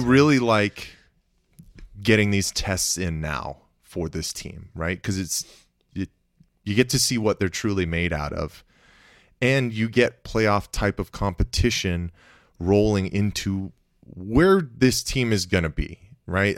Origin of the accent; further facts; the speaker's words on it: Phoenix, Arizona, United States; I was from Phoenix